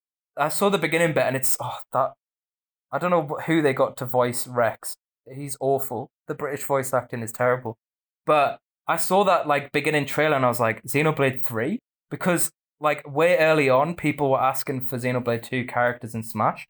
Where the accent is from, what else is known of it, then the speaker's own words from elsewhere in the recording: Australia; now in United Kingdom; although I'm from Australia.